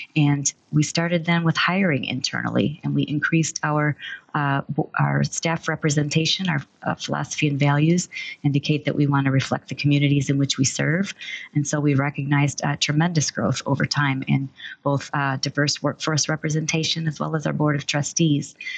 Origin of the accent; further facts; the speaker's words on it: Michigan, United States; also born or lived in Texas; was born and raised in Michigan with a short stint in Texas as well.